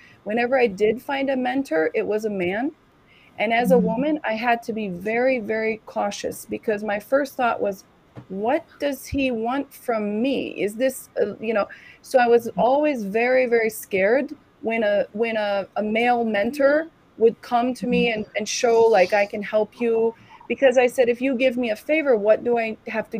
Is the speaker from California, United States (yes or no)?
yes; San Francisco, California, United States; also born or lived in Africa / Germany; So I'm from San Francisco. I lived there from all my adult life. All right. Before that, I lived in Africa. I lived in Germany. I lived in the islands.